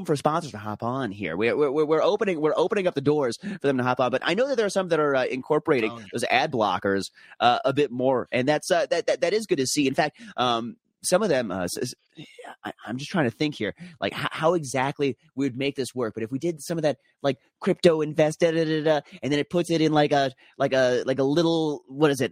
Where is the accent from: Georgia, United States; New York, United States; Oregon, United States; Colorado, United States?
Colorado, United States; Denver; my hometown Denver